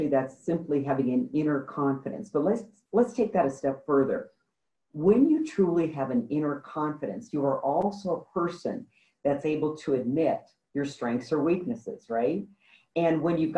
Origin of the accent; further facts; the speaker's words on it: Midwest, United States; I grew up in the Midwest on a farm